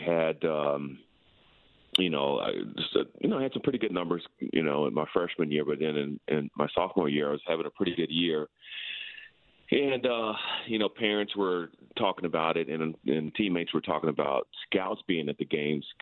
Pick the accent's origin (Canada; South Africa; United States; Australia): United States; South Texas; We were always outside growing up in South Texas